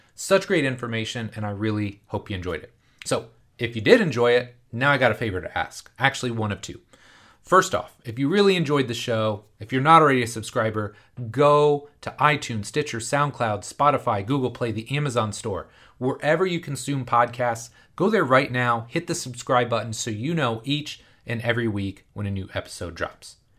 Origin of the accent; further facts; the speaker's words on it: Indianapolis, Indiana, United States; the Indianapolis Colts, which is a really popular N F L team, it's my hometown team